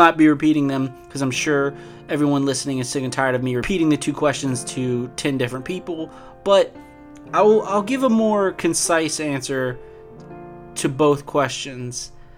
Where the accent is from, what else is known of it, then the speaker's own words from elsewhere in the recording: United States; I'm an American.